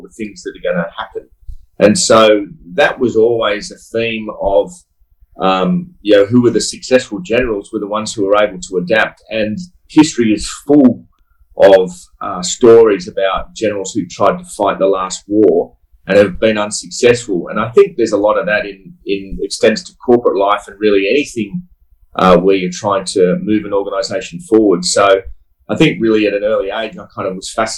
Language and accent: English; Sydney, New South Wales, Australia; I grew up in Sydney